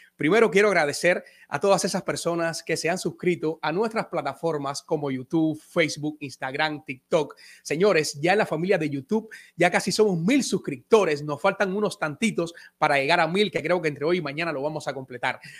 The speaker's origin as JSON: {"language": "Spanish", "country": "Cuba", "moved": "as an adult", "said": "fui actor de Teatro de la Villa hasta mis últimos días en Cuba"}